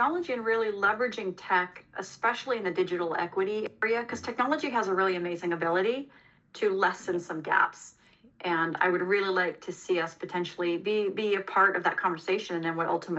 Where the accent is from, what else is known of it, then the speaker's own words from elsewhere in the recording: Los Angeles, California, United States; I came from Los Angeles and, you know, similar situation there.